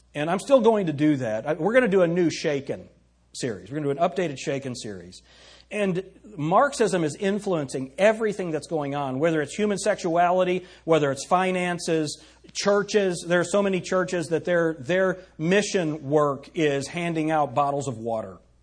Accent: United States; as American citizens or as people who live in the United States

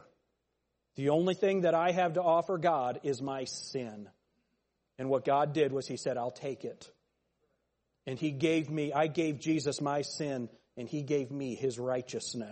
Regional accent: United States; I was born in America.

